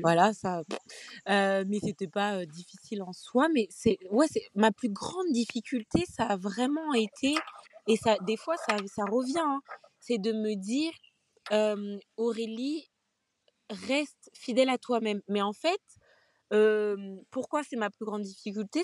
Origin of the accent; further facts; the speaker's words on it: Guadeloupe; je suis Guadeloupéenne